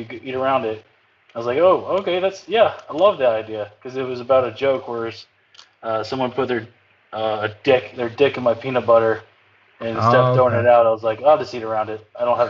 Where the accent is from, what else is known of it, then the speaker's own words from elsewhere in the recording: North Carolina, United States; moved away; Born and raised in North Carolina.